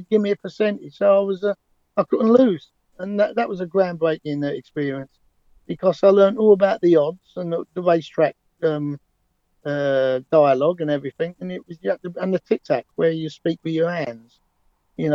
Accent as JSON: {"language": "English", "region": "London", "country": "United Kingdom", "accent": "London Cockney", "said": "they knew I was a Londoner"}